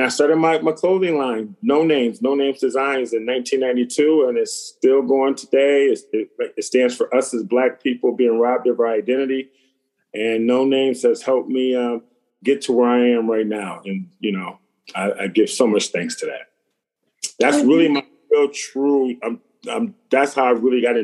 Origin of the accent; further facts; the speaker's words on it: Buffalo, New York, United States; where I'm from in Buffalo, New York, there's always a corner store